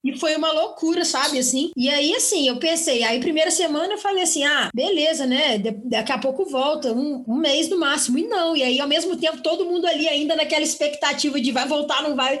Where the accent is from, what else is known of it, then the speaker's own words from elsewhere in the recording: Juiz de Fora, Minas Gerais, Brazil; Nasci em Juiz de Fora